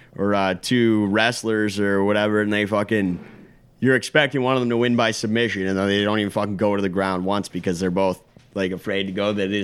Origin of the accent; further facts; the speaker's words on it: Canada; I'm also maybe biased because I'm Canadian